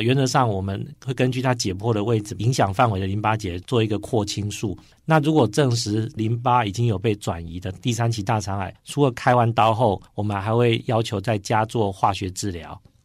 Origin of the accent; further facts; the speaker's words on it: Chiayi, Taiwan; moved away; 我也是医院的院长，今年七月底，啊，回来嘉义，就是我的故乡上任